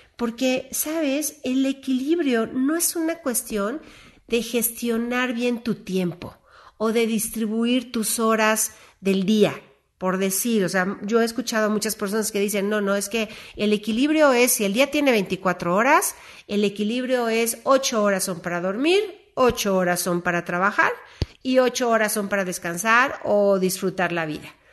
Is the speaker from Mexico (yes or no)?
yes; Mexico; como mexicanos